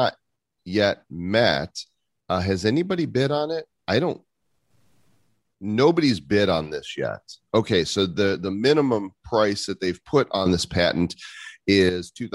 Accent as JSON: {"language": "English", "area": "Chicago suburbs", "region": "Illinois", "country": "United States", "tie": "born or raised there", "said": "growing up in the Chicago suburbs"}